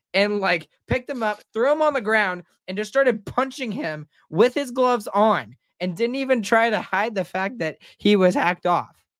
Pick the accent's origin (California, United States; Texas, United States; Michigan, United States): Texas, United States; moved away; I'm a Texan